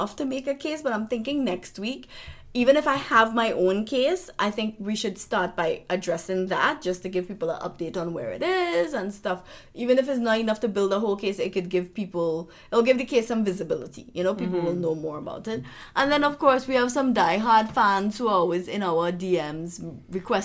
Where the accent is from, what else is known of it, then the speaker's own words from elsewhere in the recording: Trinidad & Tobago; I'm from Trinidad